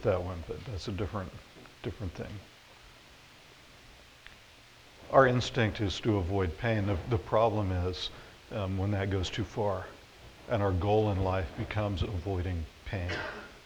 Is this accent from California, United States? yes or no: no; Florida, United States; moved away as an adult; also born or lived in Nebraska; now in Hastings, United States; I grew up in Florida